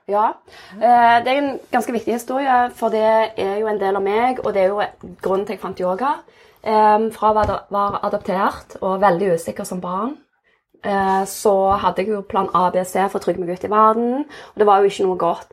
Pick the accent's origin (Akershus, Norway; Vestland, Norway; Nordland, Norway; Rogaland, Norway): Rogaland, Norway; Jørpeland; also born or lived in South Korea / Stavanger; jeg er oppvokst på Jørpeland, adoptert fra Sør-Korea, så jeg var åtte måneder da jeg kom til Norge. Og har vokst opp på Jørpeland